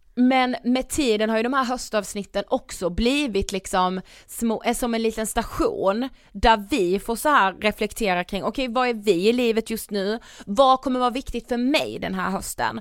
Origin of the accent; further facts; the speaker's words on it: Karlshamn, Blekinge, Sweden; moved away; jag var hemma i Karlshamn